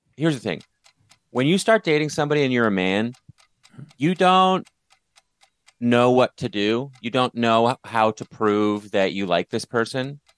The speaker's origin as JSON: {"language": "English", "country": "Canada", "moved": "yes", "said": "So I'm from Canada"}